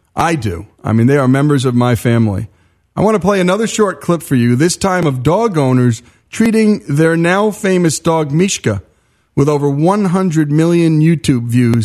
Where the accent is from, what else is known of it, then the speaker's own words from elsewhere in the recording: Northeast, United States; where I grew up in the Northeast.